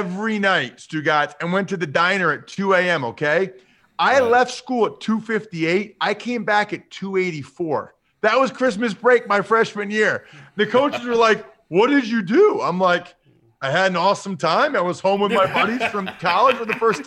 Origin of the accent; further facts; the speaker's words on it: Reading, Pennsylvania, United States; I'm from Pennsylvania, right? I'm from near Philly.